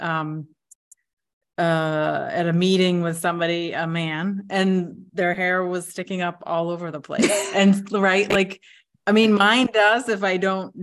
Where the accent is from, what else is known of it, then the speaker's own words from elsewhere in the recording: United States; now in Lithuania; my home country of the United States